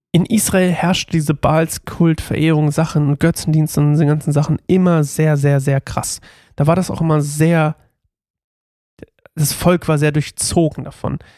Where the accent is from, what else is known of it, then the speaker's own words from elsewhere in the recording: Uelzen, Lower Saxony, Germany; Atalia, glaube ich, hieß mal ein Dönerladen bei uns in meiner Heimatstadt Uelzen, bei dem wir immer nachts wenn wir Party gemacht haben